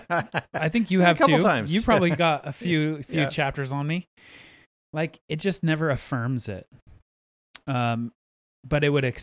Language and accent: English; United States; And I get it from a constitutional standpoint, and I'm an American, so therefore I do have rights.